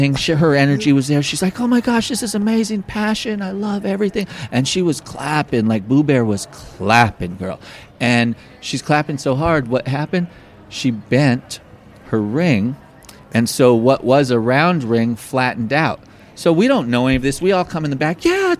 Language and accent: English; Los Angeles, California, United States; I grew up in Los Angeles in Pasadena area and Silver Lake area